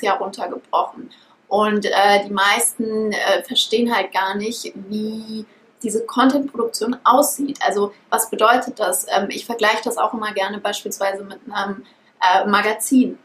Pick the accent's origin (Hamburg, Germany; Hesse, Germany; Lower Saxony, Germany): Hesse, Germany; Frankfurt; ich bin aufgewachsen in Frankfurt. Meine Eltern sind auch aus Frankfurt.